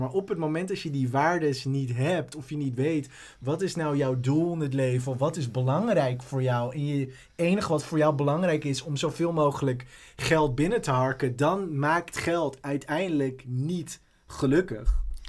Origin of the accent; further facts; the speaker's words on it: Amstelveen, North Holland, Netherlands; ik ben opgegroeid in Amstelveen.